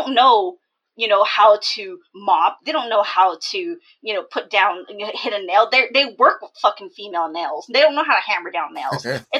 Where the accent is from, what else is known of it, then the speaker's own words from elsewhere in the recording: California, United States; also born or lived in Atlanta, Georgia; when my parents came here in 1980, they landed in Atlanta, Georgia. So I'm from Georgia. I was born in Atlanta, Georgia, and then we came to California